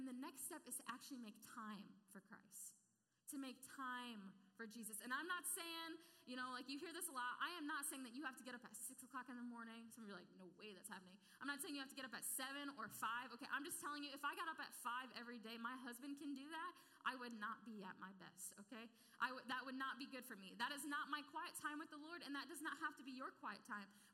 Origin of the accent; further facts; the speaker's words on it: Clarksville, United States; I grew up in Clarksville